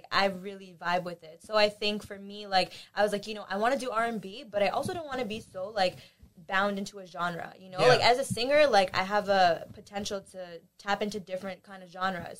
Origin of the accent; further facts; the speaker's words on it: Pakistan; So I'm Pakistani.